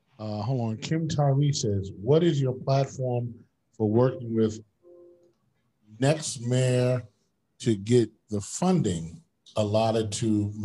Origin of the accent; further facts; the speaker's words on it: New York City, New York, United States; because I'm from Queens